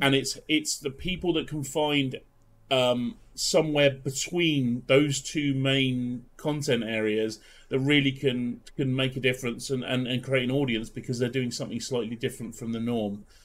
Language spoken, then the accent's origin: English; United Kingdom; I'm British